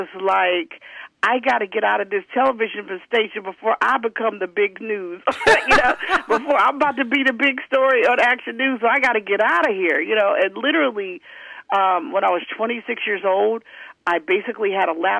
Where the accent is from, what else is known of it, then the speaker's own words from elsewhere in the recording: Pittsburgh, Pennsylvania, United States; accent: slight southern twang; also born or lived in Virginia; I grew up in Pittsburgh, Pennsylvania